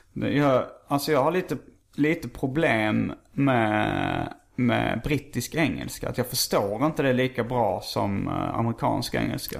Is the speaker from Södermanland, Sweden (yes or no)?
no; Skåne, Sweden; accent: Scanian (skånska); brukar jag överdriva min skånska lite